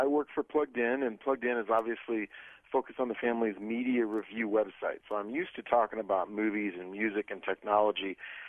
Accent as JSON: {"language": "English", "region": "Iowa", "country": "United States", "tie": "born or raised there", "said": "I grew up in Iowa, so I know what that feels like."}